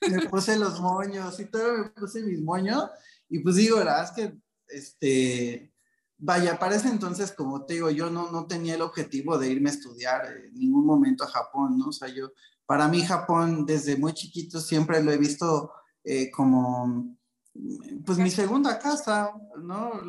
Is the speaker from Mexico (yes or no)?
yes; Mexico City, Mexico; yo soy nacido en la Ciudad de México, de, familia, de familia japonesa